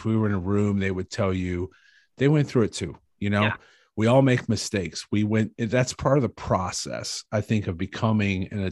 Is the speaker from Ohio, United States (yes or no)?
yes; Cleveland, Ohio, United States; I was from Cleveland.